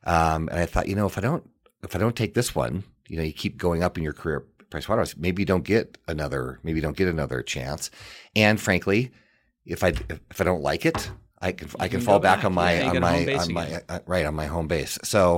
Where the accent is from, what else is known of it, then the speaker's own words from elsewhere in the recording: Missoula, Montana, United States; So it was fun to go to school in my hometown. And that meant a lot to me. What it provided me is unbelievable opportunity. You know, a lot of my friends are still in Missoula.